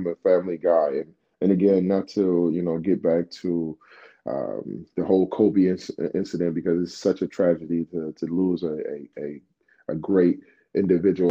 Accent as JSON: {"language": "English", "country": "Nigeria", "moved": "yes", "said": "me being Nigerian"}